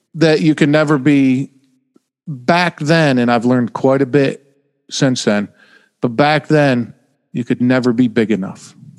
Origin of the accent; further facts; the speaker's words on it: Oneida, New York, United States; moved away as an adult; now in New Jersey, United States; I was born in upstate New York